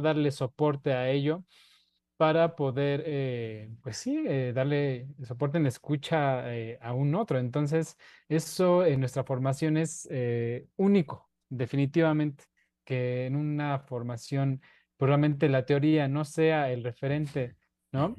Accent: Mexico; la identidad que tenemos como mexicanos

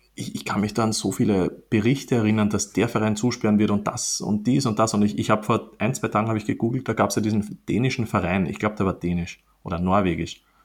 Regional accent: Austria; bei uns in Österreich

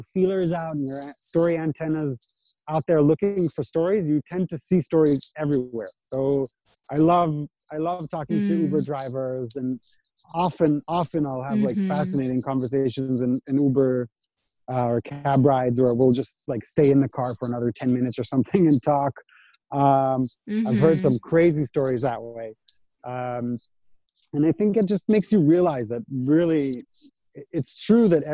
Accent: Israel; I was born in Israel and raised in Israel, but my parents are from North America.

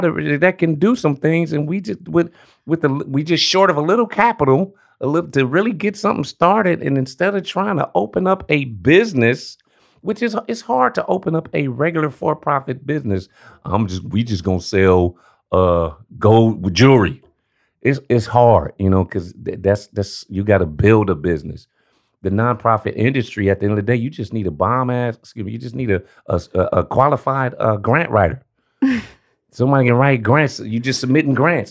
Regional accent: Los Angeles, California, United States; Born and raised in South South Central LA, Crenshaw District

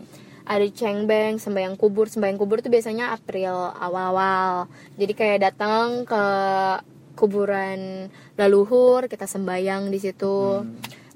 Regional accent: Jakarta, Indonesia; also born or lived in Bekasi; gue lahir di Jakarta.

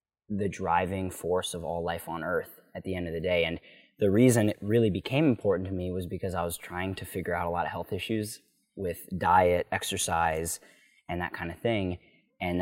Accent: Philadelphia, Pennsylvania, United States; now in Encinitas, United States; I was from Philadelphia, born and raised, so I had to, West Philadelphia

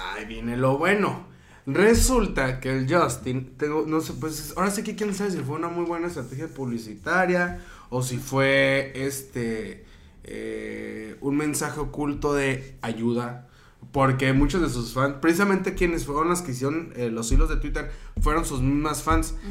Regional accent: northern Mexico, Mexico; Soy norteño

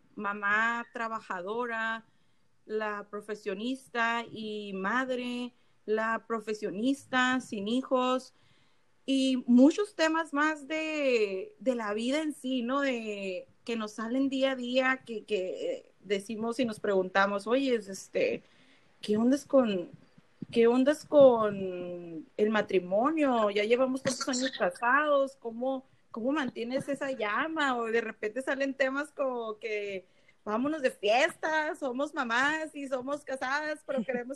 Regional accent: San Luis Río Colorado, Sonora, Mexico; soy de Salud Río Colorado, Sonora, como lo somos las, las cuatro que estamos aquí conectadas

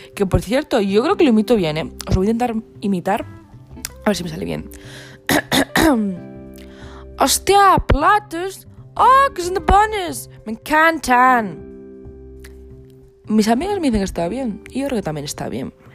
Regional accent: Asturias, Spain; yo soy asturiana

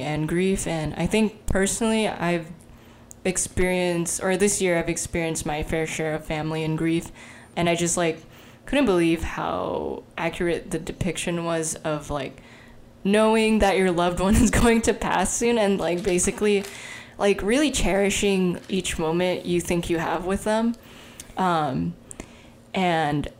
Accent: United States; we grew up in America

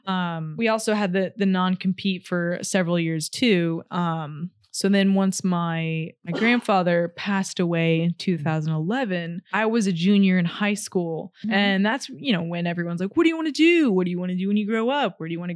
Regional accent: Austin, Texas, United States; moved away as an adult; also born or lived in Buffalo, New York; I was born and raised in Austin.

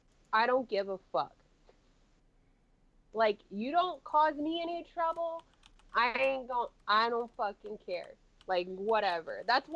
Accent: United States; because, again, I am big American. I take up a lot of space.

